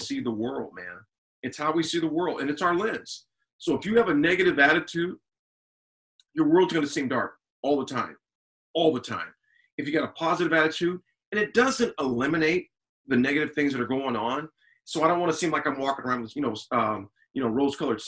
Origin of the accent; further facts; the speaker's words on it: Lincoln, Nebraska, United States; Born and raised in Lincoln, Nebraska. Went to high school here, college here